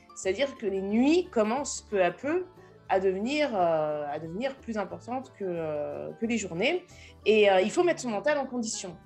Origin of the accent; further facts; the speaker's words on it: France; moi, je suis française